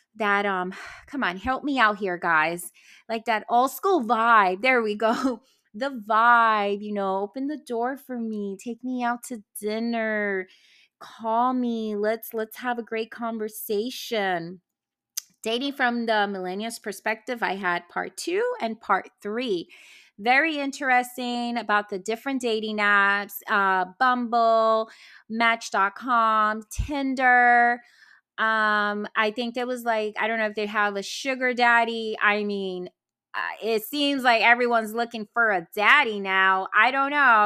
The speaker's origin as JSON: {"language": "English", "town": "New York City", "region": "New York", "country": "United States", "tie": "born or raised there", "also_born_or_lived": "New Jersey", "said": "I was born in Jersey, Brooklyn girl, parents live in Boston"}